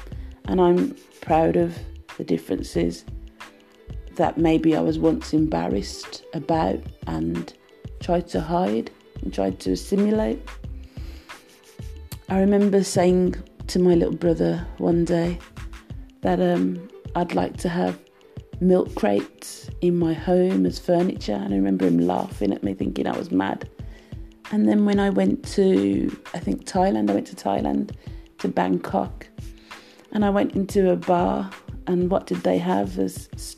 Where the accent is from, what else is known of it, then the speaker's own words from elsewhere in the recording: United Kingdom; So as a British national working for a British company, I wanted to work in Jamaica. And my mum and I, we went to the commission in London, the Jamaican Commission, and I got my Jamaican passport.